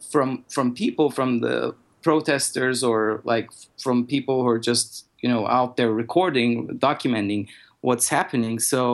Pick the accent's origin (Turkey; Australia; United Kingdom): Turkey; English is a second language; I'm originally from Turkey, and what happened in Turkey after the Arab Spring, that was also some, you know, unrest